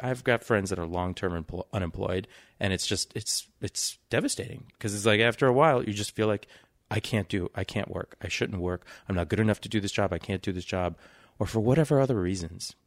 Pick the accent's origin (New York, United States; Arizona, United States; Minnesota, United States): New York, United States; New York City; I grew up in New York City, the first place, uh, but in Queens. So I'm from Flush and Queens